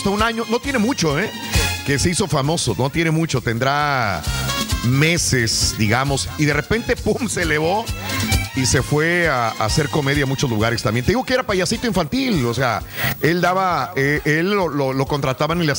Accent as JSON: {"language": "Spanish", "town": "Monclova", "region": "Coahuila", "country": "Mexico", "said": "Soy de Monclova, sí, es que si no lo aguantan es muy irreverente"}